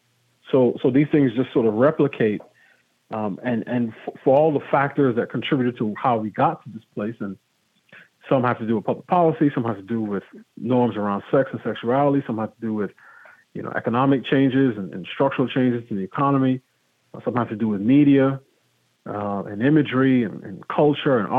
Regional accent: New York, United States; moved away as an adult; also born or lived in Pittsburgh; now in Washington, D.C. area, United States; I grew up in New York and went to college in Pittsburgh and been in the D.C. area for the last 16 years

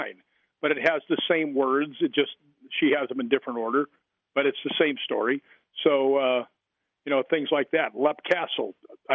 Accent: Chicago, Illinois, United States; because I grew up in Chicago

